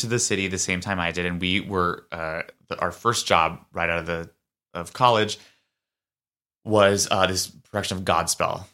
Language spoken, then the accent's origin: English; New York City, New York, United States; growing up in New York City